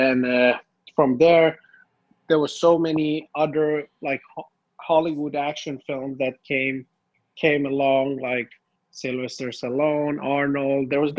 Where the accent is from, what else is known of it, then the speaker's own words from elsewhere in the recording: Finland; moved away as an adult; also born or lived in Tehran, Iran; I was born in Iran, Tehran, and my whole family moved to Finland. I think I was like 4 years old.